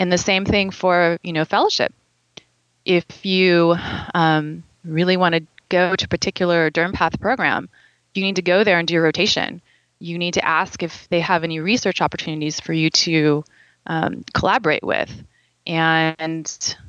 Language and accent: English; California, United States; moved away as an adult; growing up in California